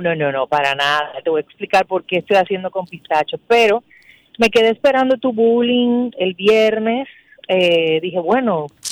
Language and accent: Spanish; Dominican Republic; nosotros como dominicanos